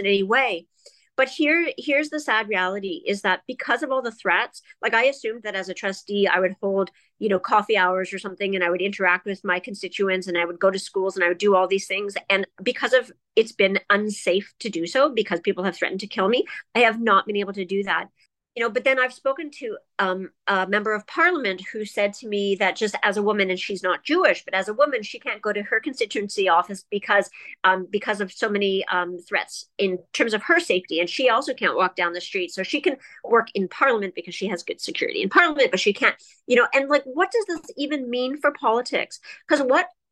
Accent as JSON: {"language": "English", "town": "Toronto", "region": "Ontario", "country": "Canada", "tie": "born or raised there", "lives_now": "Ottawa, Canada", "said": "I grew up in Toronto, and I'm 49 years old"}